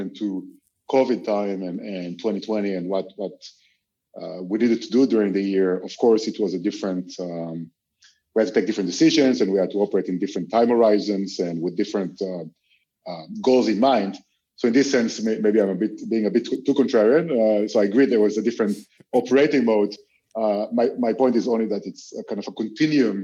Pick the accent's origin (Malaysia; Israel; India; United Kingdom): Israel; moved away as an adult; now in Europe; I'm originally from Israel, although I've been living in Europe for the past 15 years.